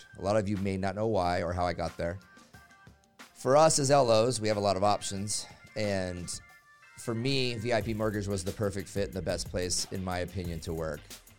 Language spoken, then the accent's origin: English; Phoenix, Arizona, United States; I grew up in Phoenix.